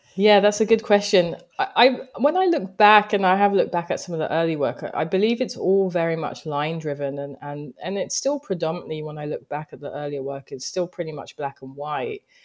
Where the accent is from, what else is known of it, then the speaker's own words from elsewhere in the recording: London, United Kingdom; moved away as an adult; also born or lived in Greenwich, London / Japan; now in New York, United States; I grew up in Thamesmead. Thamesmead is in Southeast London